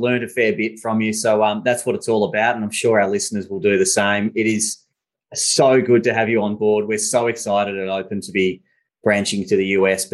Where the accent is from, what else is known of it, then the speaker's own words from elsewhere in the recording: Australia; I'm Australian